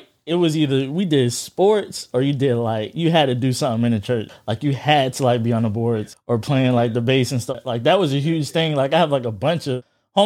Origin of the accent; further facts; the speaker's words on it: Florida, United States; Being from Florida